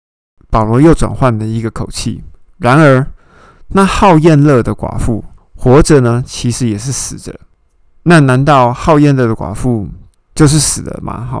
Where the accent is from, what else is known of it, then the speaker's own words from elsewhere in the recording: Taiwan; 那当然，我们台湾人会心里面会想说，嗯，啊，你谁啊？